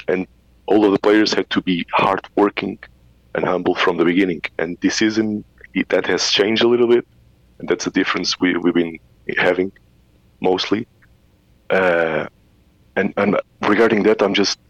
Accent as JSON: {"language": "English", "country": "Portugal", "tie": "born or raised there", "also_born_or_lived": "London, United Kingdom", "moved": "yes", "lives_now": "Mendoza, Argentina", "said": "I am Portuguese"}